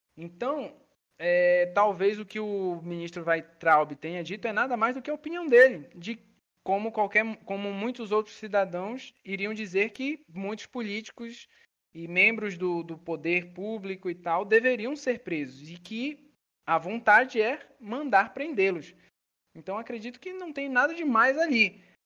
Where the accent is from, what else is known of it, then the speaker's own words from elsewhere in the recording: Belém, Pará, Brazil; moved away; eu sou de Belém do Pará